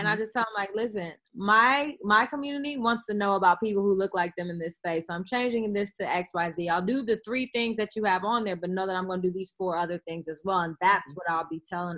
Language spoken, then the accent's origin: English; Oakland, California, United States; I'm the girl from Oakland